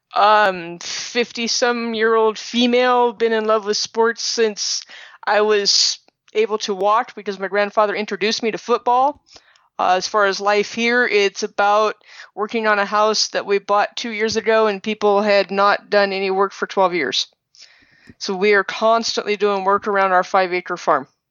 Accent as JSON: {"language": "English", "town": "Denver", "region": "Colorado", "country": "United States", "tie": "born or raised there", "also_born_or_lived": "Seattle", "moved": "yes", "lives_now": "Montana, United States", "said": "I was born and raised in Denver"}